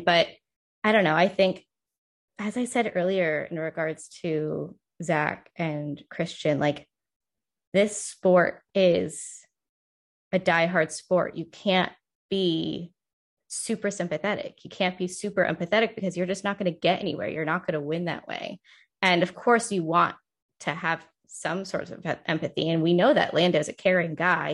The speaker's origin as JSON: {"language": "English", "region": "Northeast", "country": "United States", "tie": "born or raised there", "said": "I grew up in the Northeast"}